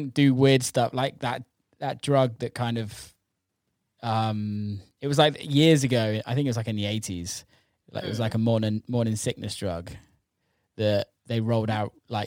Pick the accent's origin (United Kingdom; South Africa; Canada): United Kingdom; England; moved away as an adult; also born or lived in United States; I'm English